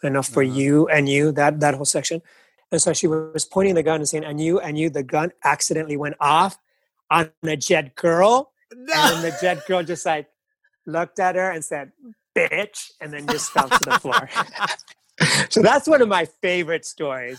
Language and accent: English; Los Angeles, California, United States; I grew up in East Los Angeles